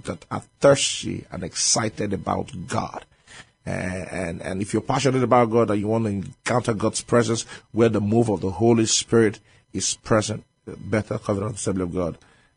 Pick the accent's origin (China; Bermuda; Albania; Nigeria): Nigeria; moved away as an adult; now in San Antonio, United States; I'm from Nigeria.